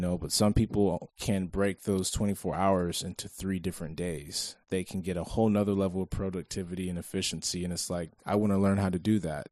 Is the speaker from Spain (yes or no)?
no; Hanford, California, United States; also born or lived in Avenal, California; we're actually both from Avenal. So, I knew, I moved to Avenal, or I moved to Hanford in the fourth grade